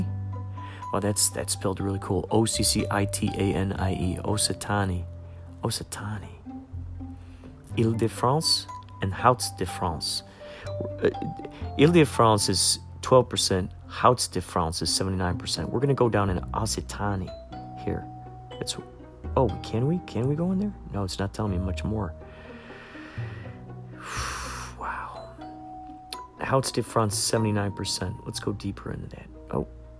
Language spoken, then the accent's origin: English; Illinois, United States; I grew up in Illinois